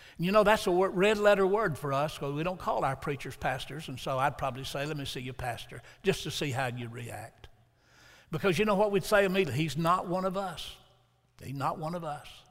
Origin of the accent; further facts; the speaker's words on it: Huntsville, Alabama, United States; moved away as an adult; also born or lived in Milan; Huntsville, which was my hometown. I'd grown up there